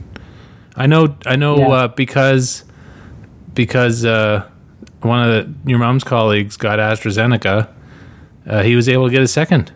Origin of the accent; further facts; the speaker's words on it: Ontario, Canada; moved away; also born or lived in Northwest Territories; I grew up in Ontario, but I have not lived here. I did live in the NWT for 3 years